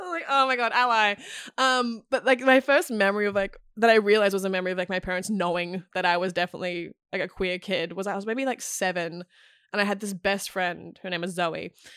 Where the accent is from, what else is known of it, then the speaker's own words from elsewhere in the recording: Queensland, Australia; moved away; also born or lived in Melbourne; I grew up in Queensland